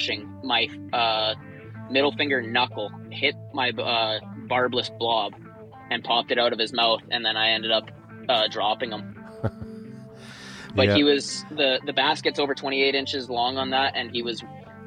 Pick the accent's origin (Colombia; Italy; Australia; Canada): Canada; Chase, British Columbia; I grew up born and raised in Chase